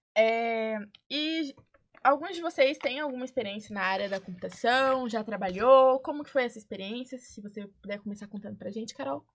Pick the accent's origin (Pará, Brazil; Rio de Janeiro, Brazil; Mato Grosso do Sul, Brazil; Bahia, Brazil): Mato Grosso do Sul, Brazil; Dourados; moved away as an adult; Eu vim de Dourados, Mato Grosso do Sul